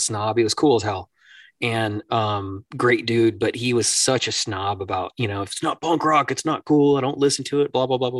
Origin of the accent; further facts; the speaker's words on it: Northern Michigan, United States; growing up in Northern Michigan, close to Canada